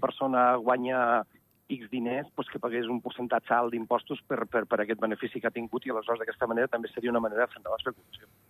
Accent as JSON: {"language": "Catalan", "region": "Ordino", "country": "Andorra", "said": "jo sóc d'Ordino"}